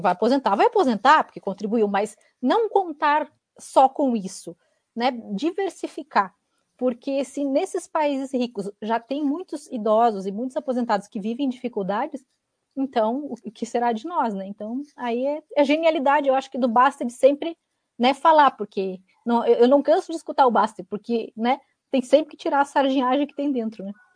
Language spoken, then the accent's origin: Portuguese; Santa Catarina, Brazil; now in Curitiba, Brazil; eu moro em Curitiba, sou catarinense